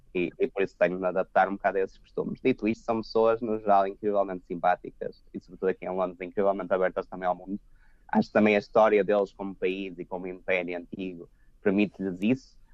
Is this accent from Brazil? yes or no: no; Portugal; moved away as an adult; also born or lived in Porto / Lisbon; now in London, United Kingdom; Portugal eh, é o nosso país, será sempre a nossa casa